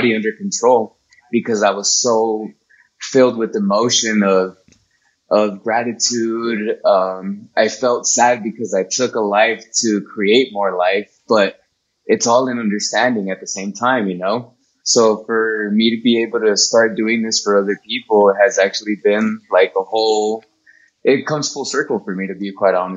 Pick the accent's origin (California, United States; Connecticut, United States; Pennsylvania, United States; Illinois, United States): California, United States; Compton; I was born in Compton